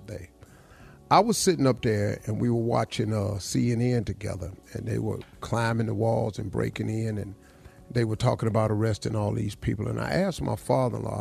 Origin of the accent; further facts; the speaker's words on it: Welch, West Virginia, United States; I grew up in Welch, West Virginia.